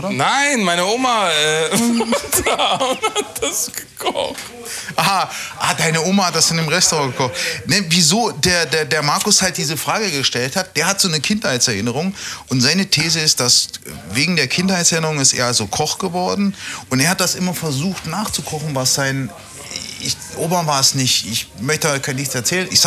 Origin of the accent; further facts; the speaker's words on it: Austria; In Österreich sagen wir auch Vogelsalat, glaube ich.